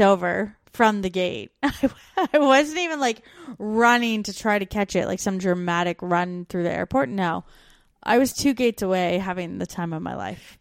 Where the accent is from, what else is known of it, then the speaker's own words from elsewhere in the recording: Canada; moved away as an adult; We're two Canadian expats now living in Australia and the U K